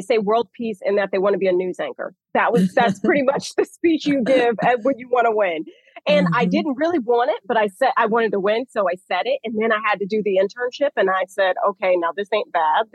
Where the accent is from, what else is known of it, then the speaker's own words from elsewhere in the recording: Atlanta, Georgia, United States; born and raised in Atlanta